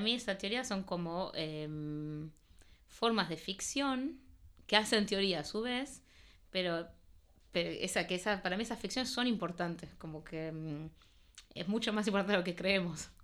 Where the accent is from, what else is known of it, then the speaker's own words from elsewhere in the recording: Argentina; first language Spanish; moved away as an adult; also born or lived in Paris, France; yo nací en París, pero eh, mi idioma es el español. Mis padres son argentinos y yo crecí en Argentina.